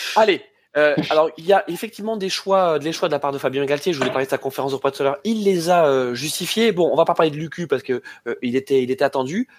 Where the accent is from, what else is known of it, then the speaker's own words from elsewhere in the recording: France; on est français